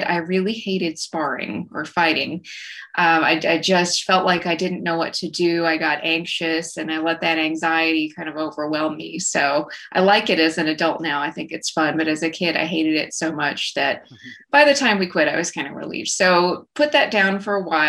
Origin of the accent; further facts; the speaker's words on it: rural West Texas, United States; I grew up in rural West Texas, as you can probably tell by my accent. I grew up in a small town out between Lubbock and Abilene